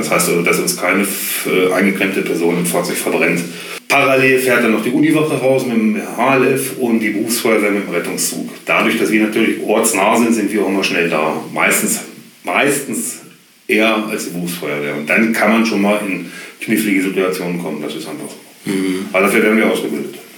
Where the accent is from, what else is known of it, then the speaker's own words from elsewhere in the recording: Göttingen, Lower Saxony, Germany; also born or lived in Holtensen; Ich bin ähm, geboren auf dem Holzer Berg.